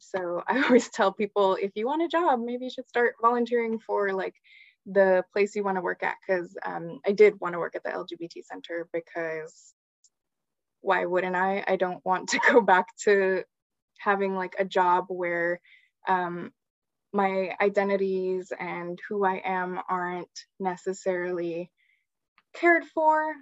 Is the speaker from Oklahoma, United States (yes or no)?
no; San Gabriel Valley, California, United States; I'm a queer Chicana and I grew up in the San Gabriel Valley